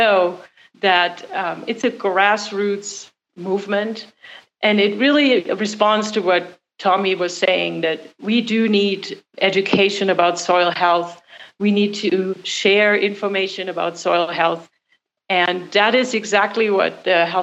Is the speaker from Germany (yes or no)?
yes; Germany; English is a second language; moved away as an adult; also born or lived in California; now in New Mexico, United States; I have a little bit of an accent. So I was born in Germany, grew up there as well